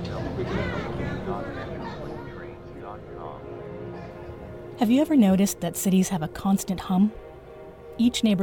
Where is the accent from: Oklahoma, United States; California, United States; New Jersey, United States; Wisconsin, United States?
California, United States; Los Angeles; my hometown, Los Angeles, California